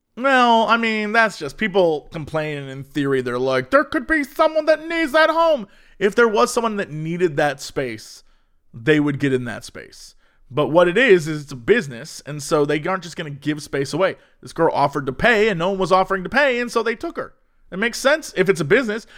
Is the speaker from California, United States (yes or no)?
no; Ohio, United States; I'm from Ohio.